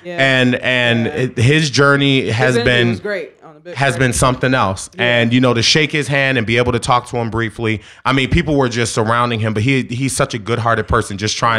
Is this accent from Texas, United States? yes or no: no; Philadelphia, Pennsylvania, United States; I'm from Philly